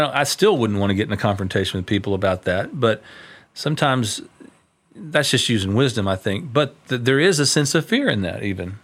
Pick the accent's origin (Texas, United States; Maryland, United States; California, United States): Texas, United States; Tyler; When I was a kid, I grew up over in Tyler